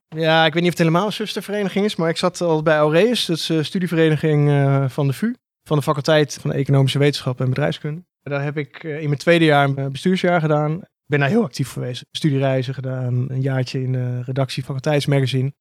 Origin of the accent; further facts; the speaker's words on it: Breukelen, Utrecht, Netherlands; Ik kom oorspronkelijk uit Breukelen